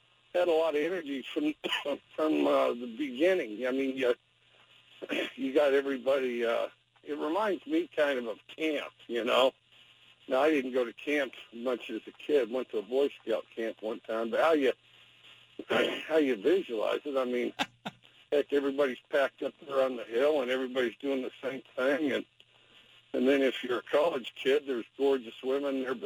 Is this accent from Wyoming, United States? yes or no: yes; Wyoming, United States; I'm from Wyoming